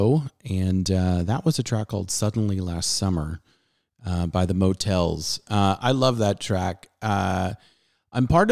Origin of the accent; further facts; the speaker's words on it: Southern California, United States; now in Dallas-Fort Worth, United States; growing up in Southern California